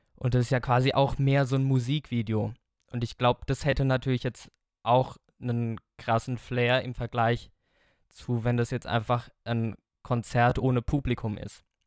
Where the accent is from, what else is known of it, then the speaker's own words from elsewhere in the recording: Hofstetten, Bavaria, Germany; ich komme aus Hofstetten bei Schöllkrippen also das sind jetzt ja so ungefähr 20 Kilometer von Aschaffenburg